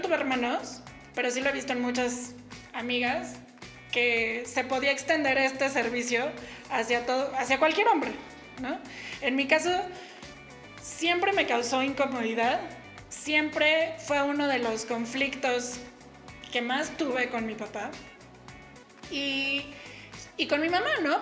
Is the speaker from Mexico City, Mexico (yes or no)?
yes; Mexico City, Mexico; yo soy de la Ciudad de México y la mayor parte de mi vida antes de independizarme viví con mi papá y mi mamá.